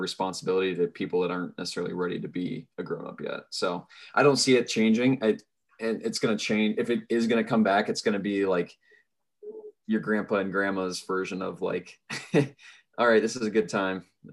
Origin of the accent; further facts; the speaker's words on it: Pella, Iowa, United States; I'm from Pella